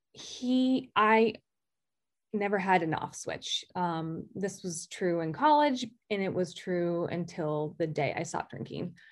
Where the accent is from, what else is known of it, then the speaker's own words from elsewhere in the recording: Greenwich, Connecticut, United States; also born or lived in Maine; I'm from Greenwich, Connecticut